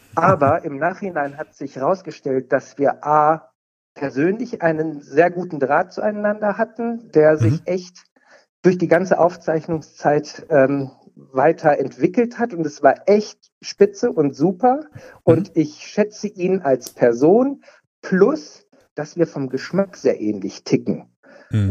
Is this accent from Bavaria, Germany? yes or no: no; Cologne, North Rhine-Westphalia, Germany; Ich komme aus Köln